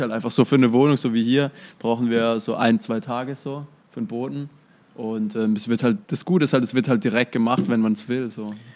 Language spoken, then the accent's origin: German; near Heilbronn, Baden-Württemberg, Germany; Also ich komme ja aus der Nähe von Heilbronn